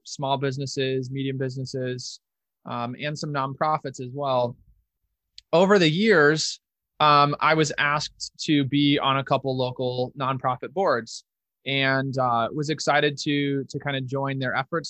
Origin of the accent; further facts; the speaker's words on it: Omaha, Nebraska, United States; moved away as an adult; now in Rochester, United States; I'm originally from Omaha, Nebraska and moved to Minnesota um, for love to get married